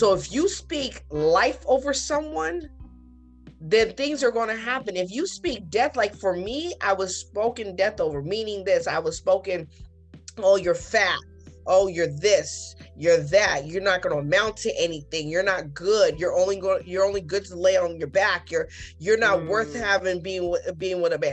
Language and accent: English; United States; I am a born citizen of United States.